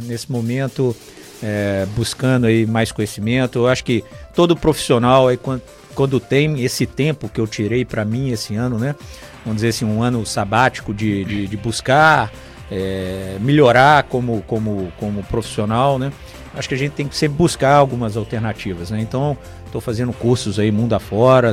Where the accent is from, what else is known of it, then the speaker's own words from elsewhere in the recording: Brazil; sou um dos brasileiros que tem muitos contatos aqui nos Estados Unidos